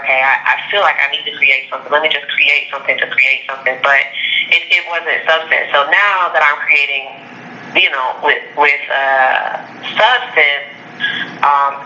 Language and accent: English; Las Vegas, Nevada, United States; I was born in Las Vegas.